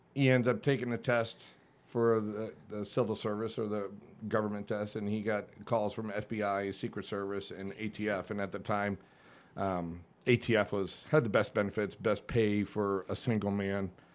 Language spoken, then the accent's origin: English; Connecticut, United States; born or raised there; moved away as an adult; also born or lived in Hollywood, Florida / Annapolis, Maryland